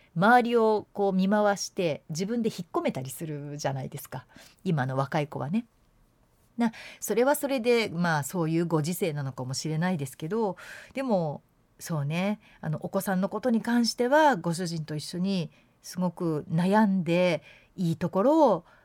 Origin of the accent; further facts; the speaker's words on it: Yamanashi, Japan; moved away as an adult; also born or lived in Tokyo / Osaka; now in Hyogo, Japan; 私も山梨出身で結局高校卒業する18歳までしかいなかった